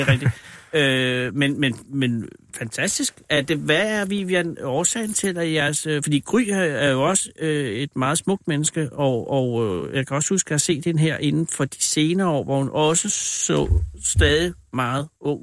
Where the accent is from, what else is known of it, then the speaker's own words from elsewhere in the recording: Copenhagen, Capital Region of Denmark, Denmark; jeg er fra København